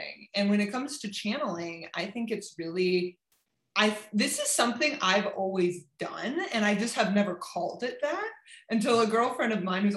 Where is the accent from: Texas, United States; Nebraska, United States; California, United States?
California, United States; moved away as an adult; also born or lived in Berlin; I'm from California.